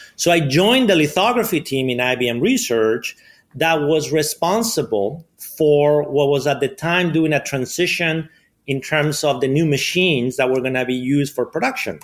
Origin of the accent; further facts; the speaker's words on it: Madrid, Community of Madrid, Spain; English is a second language; moved away; I grew up in Spain, in Madrid.